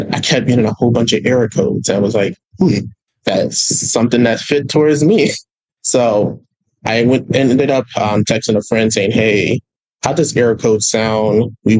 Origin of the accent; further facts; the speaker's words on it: Yonkers, New York, United States; So I grew up in New York City, Yonkers, Westchester, to be exact.